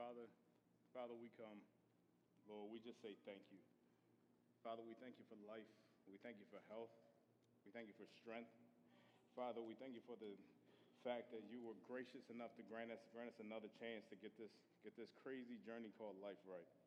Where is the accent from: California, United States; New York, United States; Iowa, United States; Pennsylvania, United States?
Pennsylvania, United States; Philadelphia; moved away; I'm from Philadelphia, Pennsylvania